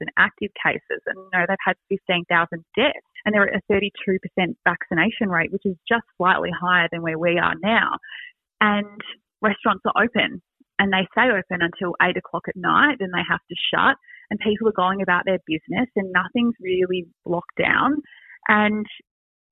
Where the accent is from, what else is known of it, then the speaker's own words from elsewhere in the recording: Australia; we are Australian